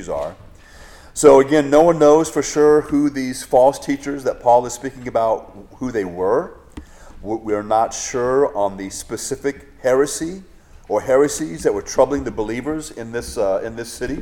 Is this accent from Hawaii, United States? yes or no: yes; Hawaii, United States; growing up in Hawaii